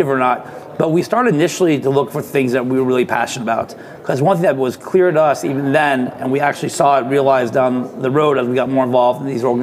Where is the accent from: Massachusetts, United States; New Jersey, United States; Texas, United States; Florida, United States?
Florida, United States; Boca Raton; moved away as an adult; when I moved down to Boca, back to my hometown